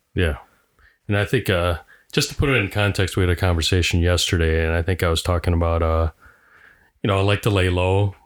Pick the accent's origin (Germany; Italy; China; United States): United States; Sun Prairie, Wisconsin; I'm from Sun Prairie